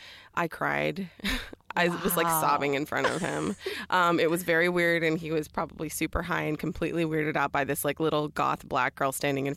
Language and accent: English; Dallas, Texas, United States; I'm from Dallas, Texas.